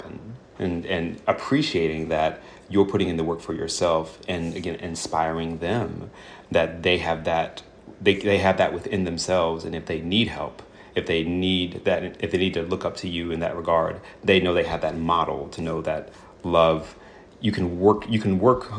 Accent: the South, United States; as a Southerner

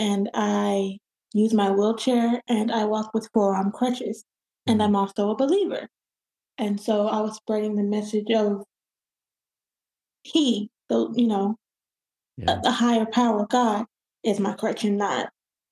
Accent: Huntsville, Alabama, United States; I am from Huntsville, Alabama

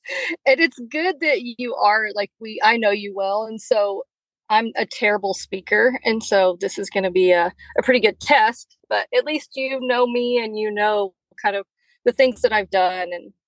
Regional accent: New Mexico, United States; also born or lived in Stephenville, Texas; I definitely grew up in a rodeo family. I live in New Mexico, or I'm from New Mexico. We live 30 miles from a town.

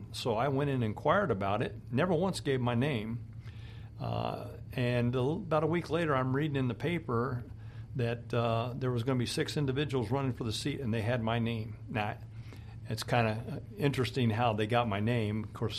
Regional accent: Arizona, United States; moved away as an adult; now in Niceville, United States; I grew up out in Arizona and joined the Air Force, and the Air Force kind of took me all over the world. And lo and behold, they brought me to this area in 1995, stationed me at Eglin Air Force Base.

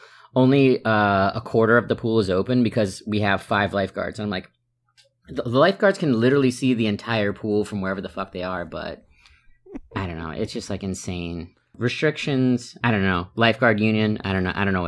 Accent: New York, United States; from New York, formerly Daytona.

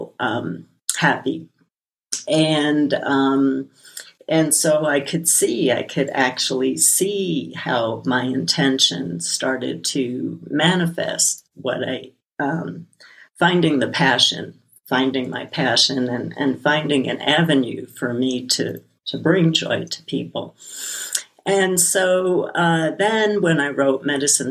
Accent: New York City, New York, United States; When I was a little kid growing up in Brooklyn

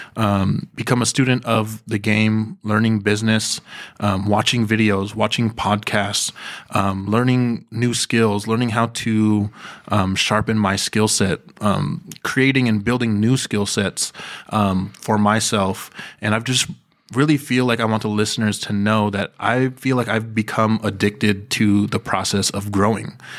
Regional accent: Bay Area, California, United States; I am born and raised in the Bay Area, here in California.

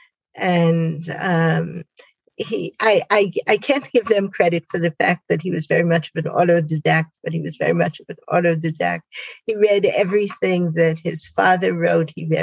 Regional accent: Spring Valley, New York, United States; moved away as an adult; also born or lived in Beit She'an, Israel; now in Israel; I grew up in Spring Valley, New York

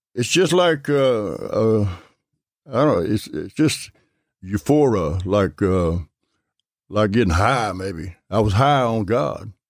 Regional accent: Gulfport, Mississippi, United States; I'm right here in Gulfport, over uh, by Milner Stadium.

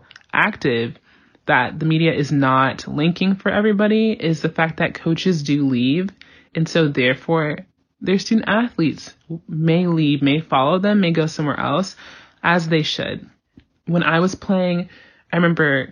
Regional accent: Georgia, United States; I'm from Georgia

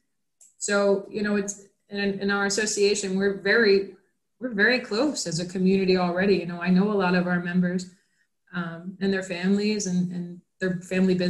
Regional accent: New York, United States; moved away as an adult; now in Florida, United States; New York, which was my home state

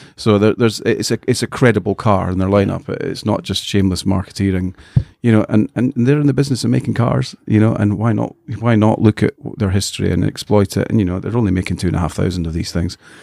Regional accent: Scotland, United Kingdom; I'm a Scotsman

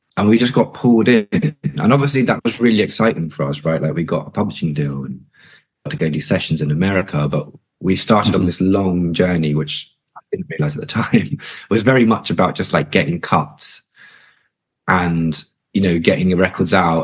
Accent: London, United Kingdom; I'm North London born and born and raised

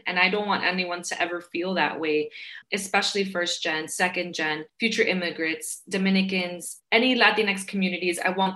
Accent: New York City, New York, United States; I grew up in Queens, New York

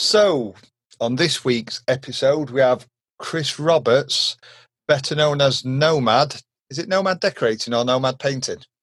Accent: Derbyshire, East Midlands, United Kingdom; Derbyshire, you know, where we were from, little small, I middle of nowhere country village

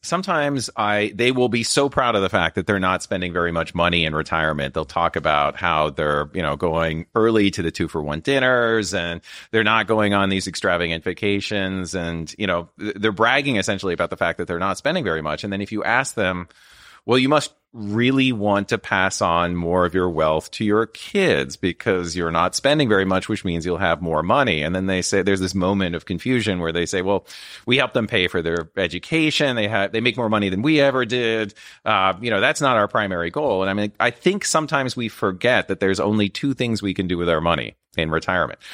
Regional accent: Midwest, United States; moved away; growing up in the Midwest

